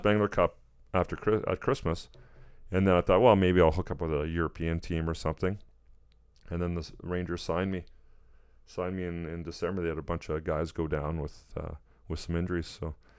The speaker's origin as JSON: {"language": "English", "town": "Edmonton", "region": "Alberta", "country": "Canada", "tie": "born or raised there", "moved": "yes", "said": "Edmonton kinda being my hometown"}